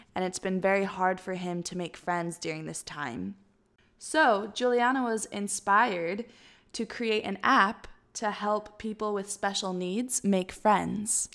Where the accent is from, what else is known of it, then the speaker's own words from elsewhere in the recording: Tennessee, United States; my hometown of Tennessee